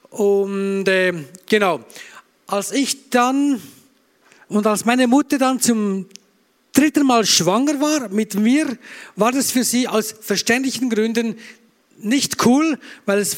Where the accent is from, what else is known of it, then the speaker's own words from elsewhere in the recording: Bern, Switzerland; now in Graubünden, Switzerland; Ich bin kein Österreicher, sondern ich komme aus der schönen Schweiz. Ich bin Berner und seit danke. Ja, ich klatsche auch für Österreich natürlich. Äh, ich komme ursprünglich aus Bern, bin aber seit über 20 Jahren jetzt im Graubünden, im Bündnerland.